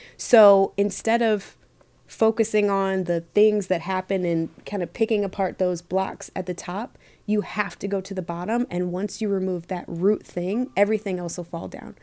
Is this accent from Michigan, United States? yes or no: yes; Michigan, United States; moved away as an adult; also born or lived in Los Angeles; growing up in Michigan was cool